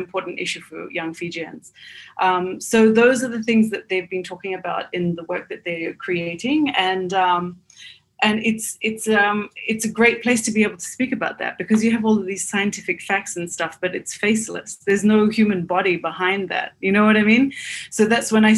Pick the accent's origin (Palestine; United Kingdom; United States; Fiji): Fiji; I grew up in Fiji doing mostly cultural forms of dance in primary school